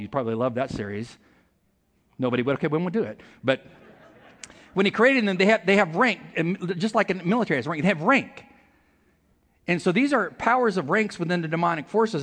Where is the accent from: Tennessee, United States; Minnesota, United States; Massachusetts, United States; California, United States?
California, United States; I'm from California